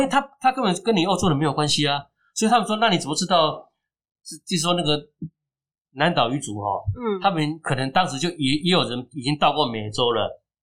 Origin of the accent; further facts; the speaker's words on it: Keelung, Taiwan; 那也是我家的，住在我家附近哦，所以对我来讲，这是一个，呃，我， 呃，乡里的历史，同时也是基隆的历史